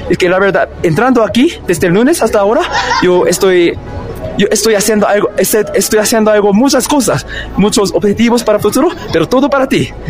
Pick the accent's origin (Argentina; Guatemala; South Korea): South Korea; Sí, yo soy de Corea del Sur y yo, yo, vine a América Latina al principio, al principio a Chile, como para empezar mi nueva vida en, en América Latina.